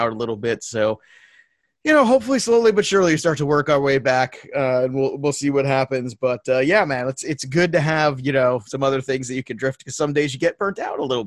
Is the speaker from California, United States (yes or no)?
no; New York, United States; I grew up in New York